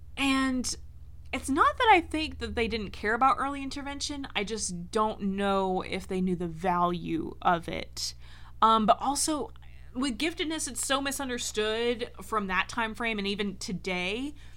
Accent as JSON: {"language": "English", "region": "Georgia", "country": "United States", "tie": "born or raised there", "also_born_or_lived": "North Carolina", "said": "in first grade, we moved from North Carolina to Georgia"}